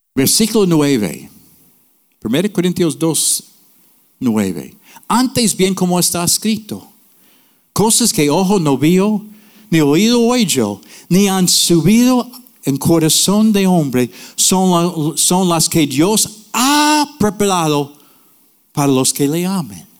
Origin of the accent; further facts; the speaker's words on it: North New Jersey, United States; Spanish is a second language; moved away; also born or lived in Puerto Rico; Yo nací en Nueva Jersey, North New Jersey, in the ghetto.